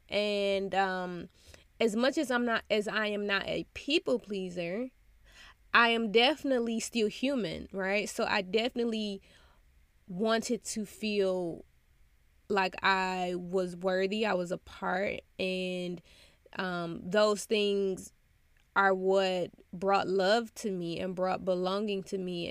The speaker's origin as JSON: {"language": "English", "country": "United States", "tie": "born or raised there", "said": "a black child growing up in America"}